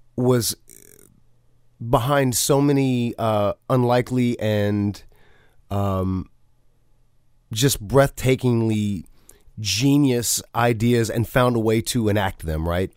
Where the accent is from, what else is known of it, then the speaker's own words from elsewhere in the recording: the South, United States; growing up in the South